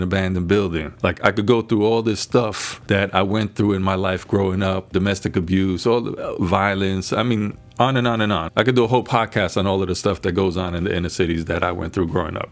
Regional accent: New York City, New York, United States; I was born in the Bronx. We grew up poorer than poorer

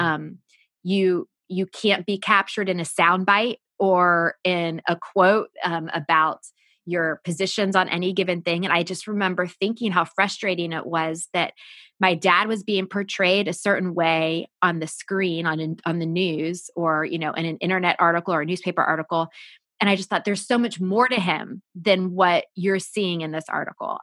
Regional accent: United States; I grew up just outside Washington, D C.

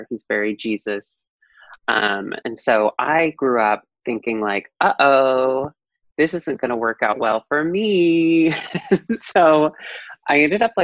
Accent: Germantown, Tennessee, United States; now in Chicago, United States; I'm from a suburb of Memphis

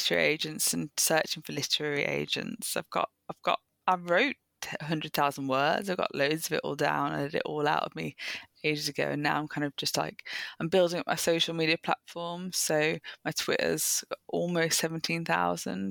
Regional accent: Birmingham, West Midlands, United Kingdom; I then went in back into my hometown in Birmingham

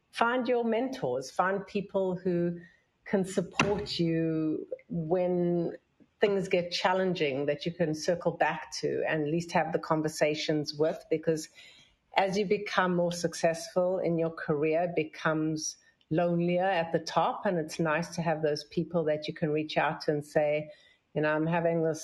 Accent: South Africa; now in New York, United States; I came from South Africa

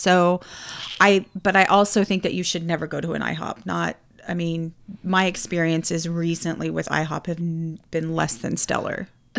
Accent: Florida, United States; And I thought I was a Florida girl.

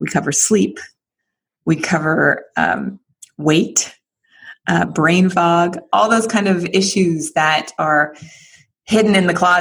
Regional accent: San Francisco, California, United States; I live here in San Francisco

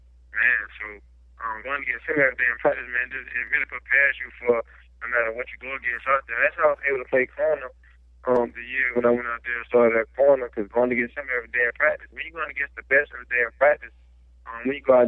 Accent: Louisiana, United States; I'm from Louisiana

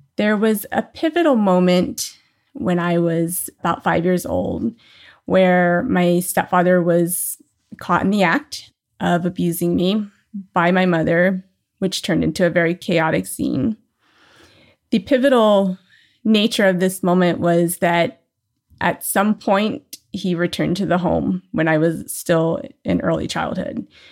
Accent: New Orleans, Louisiana, United States; now in Southern California, United States; I was born in New Orleans, uh, Louisiana.

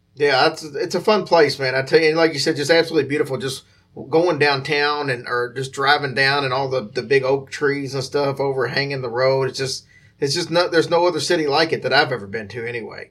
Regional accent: Louisville, Kentucky, United States; that's uh, obviously my hometown

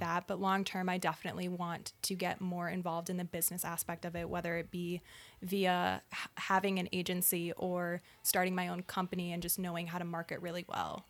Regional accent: Naperville, Illinois, United States; also born or lived in Michigan; I grew up in Naperville, Illinois, a suburb of Chicago as well

